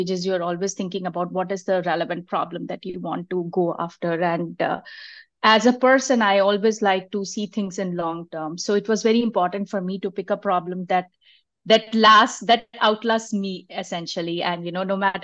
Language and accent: English; India; moved away as an adult; now in Bay Area, United States; I am originally from India, and that's where my schooling and my adult years have been there